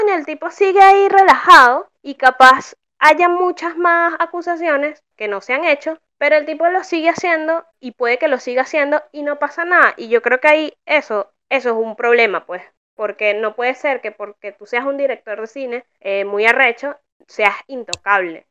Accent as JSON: {"language": "Spanish", "country": "Venezuela", "moved": "yes", "lives_now": "Argentina", "said": "mis raíces venecas"}